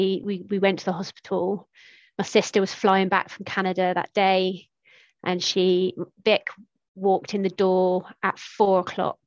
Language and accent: English; Tiverton, South West England, United Kingdom; moved away as an adult; also born or lived in Exeter / Lossiemouth; small town in Devon